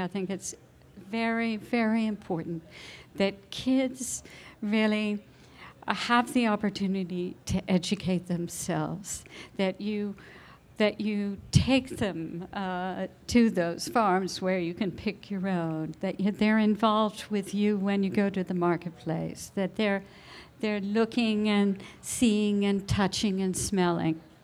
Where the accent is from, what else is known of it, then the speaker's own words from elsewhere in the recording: New Jersey, United States; now in California, United States; growing up in New Jersey